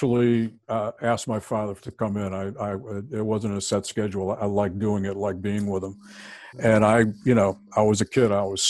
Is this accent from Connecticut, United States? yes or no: yes; Bridgeport, Connecticut, United States; Bridgeport, Connecticut.